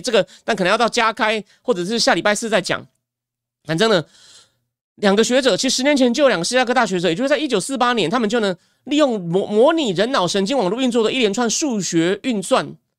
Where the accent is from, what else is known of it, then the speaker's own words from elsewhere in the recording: Taichung, Taiwan; now in Taipei, Taiwan; 虽然我在台中出生长大，不过我的户籍已经迁到台北市了